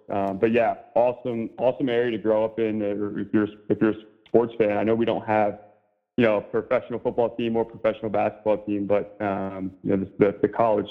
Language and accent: English; Raleigh, North Carolina, United States; also born or lived in Seattle, Washington / Northeast US (boarding school); Yeah, I was born in Seattle, and I moved to North Carolina when I was 7 years old. So 99, we moved to North Carolina.